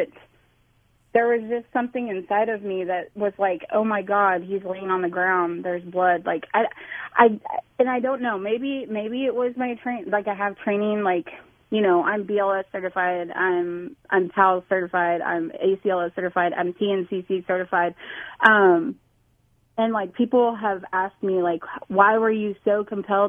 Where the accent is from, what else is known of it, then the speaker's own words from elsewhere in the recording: Salina, Kansas, United States; moved away; also born or lived in Louisville; I was born and raised in Salina, Kansas